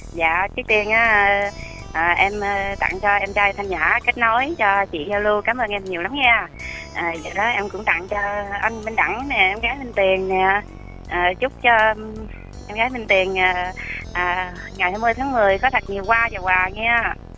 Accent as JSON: {"language": "Vietnamese", "region": "Long An", "country": "Vietnam", "tie": "born or raised there", "moved": "yes", "lives_now": "Dong Nai, Vietnam", "said": "em quê ở Long"}